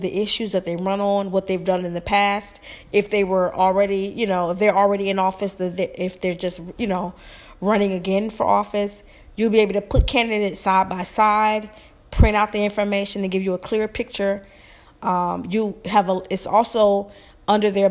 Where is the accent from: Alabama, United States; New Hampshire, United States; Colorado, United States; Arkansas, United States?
Alabama, United States; moved away; I'm originally from Alabama